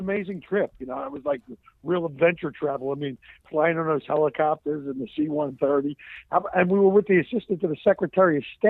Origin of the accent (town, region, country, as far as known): Philadelphia, Pennsylvania, United States; born or raised there